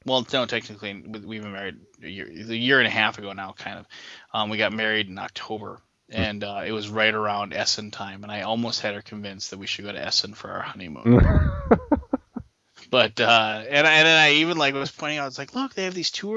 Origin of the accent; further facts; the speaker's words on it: United States; I'm American